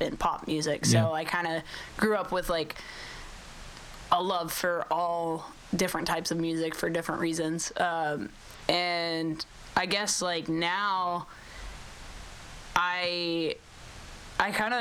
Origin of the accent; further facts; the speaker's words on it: Oklahoma, United States; I grew up in Oklahoma riding horses